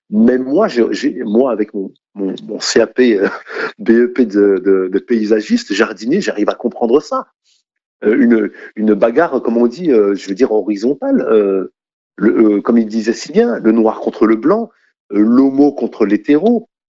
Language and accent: French; France; Je suis français, je ne connais pas l'islam.